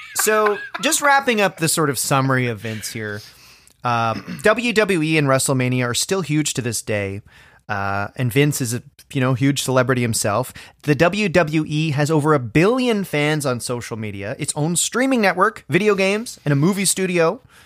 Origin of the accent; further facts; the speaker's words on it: Orangeville, Ontario, Canada; now in Toronto, Canada; my hometown of Orangeville, Ontario.